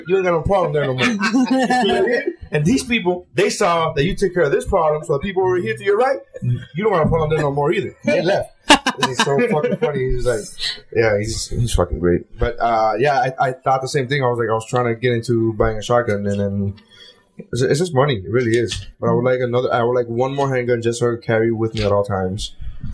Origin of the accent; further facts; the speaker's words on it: Nicaragua; I'm from Nicaragua